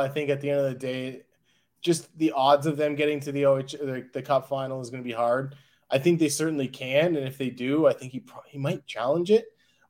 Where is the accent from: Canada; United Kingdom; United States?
Canada; Windsor, Ontario; born or raised there